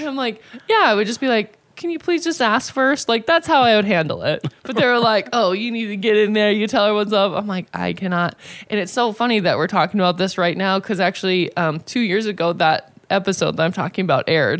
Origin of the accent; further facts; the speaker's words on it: South Dakota, United States; moved away as an adult; now in Las Vegas, United States; I was from South Dakota